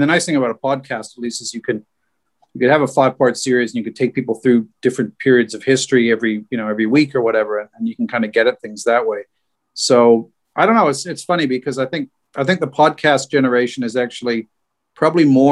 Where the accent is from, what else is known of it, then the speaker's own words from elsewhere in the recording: Regina, Saskatchewan, Canada; moved away as an adult; now in New Zealand; I was raised in Regina in the 70s and 80s